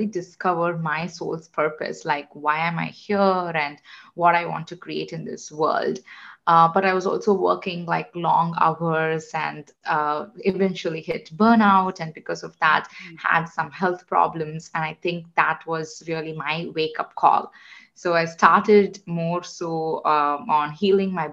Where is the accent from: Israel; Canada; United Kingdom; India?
India; moved away; I am originally from India. I grew up in a family of engineers